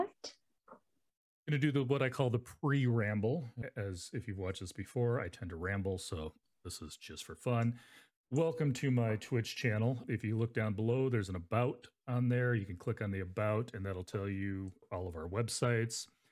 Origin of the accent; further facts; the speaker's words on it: Arizona, United States; now in Nebraska, United States; I grew up in Arizona